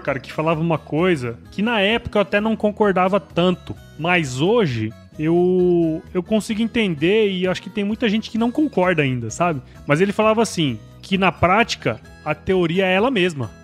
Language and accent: Portuguese; Cuiabá, Mato Grosso, Brazil; also born or lived in Rondonópolis / São Paulo; eu sou mato-grossense, né, cara? Sou nascido aqui em Cuiabá